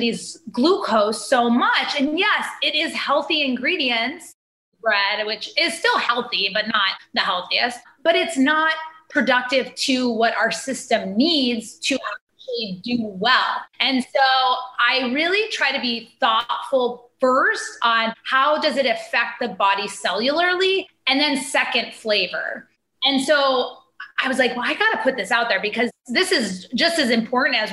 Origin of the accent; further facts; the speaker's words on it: Hawaii, United States; moved away; I grew up in Hawaii